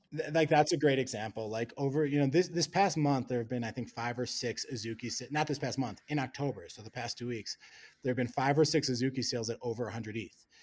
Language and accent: English; Wisconsin, United States; moved away as an adult; also born or lived in Hong Kong; now in Colorado, United States; grew up in Wisconsin